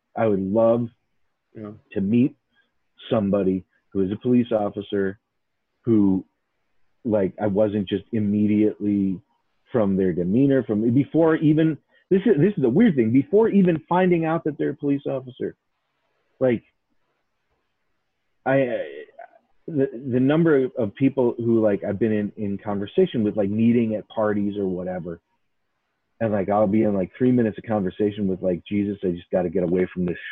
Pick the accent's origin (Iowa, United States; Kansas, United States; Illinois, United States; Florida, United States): Illinois, United States; Chicago; I grew up in Chicago, too